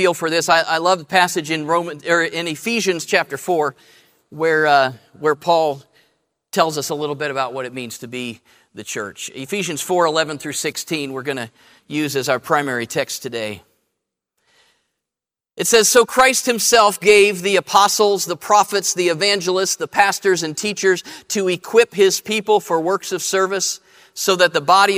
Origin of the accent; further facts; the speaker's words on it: Columbus, Ohio, United States; I grew up in Columbus.